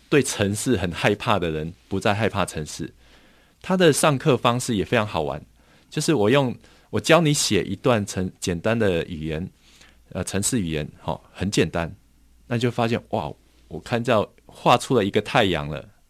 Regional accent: Taiwan; 我们台湾这边

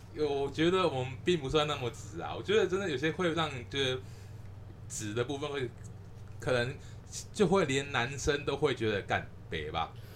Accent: Changhua County, Taiwan; 我们都是彰化人，就是土生土长在地的彰化人

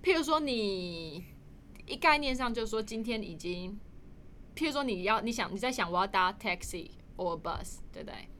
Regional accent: Taiwan; 没有常就是开玩笑说我的英文都比我台语好，根本就是个假台湾人。

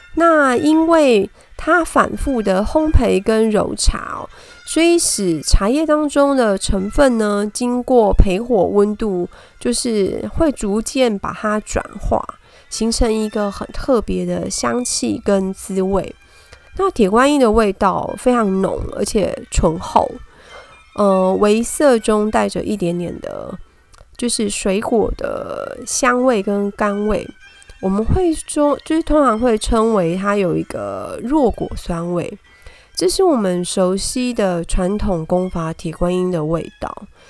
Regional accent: Taipei, Taiwan; 台北小孩下来讲台语真的还蛮搞笑的

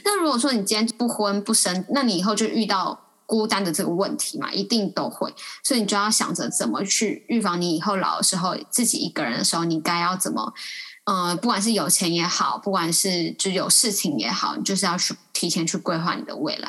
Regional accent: Taipei, Taiwan; 土生土长的台北人

